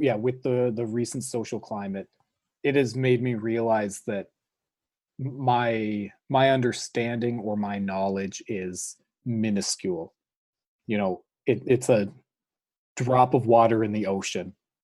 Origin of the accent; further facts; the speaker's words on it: Canada; upper middle class white kids growing up in Canada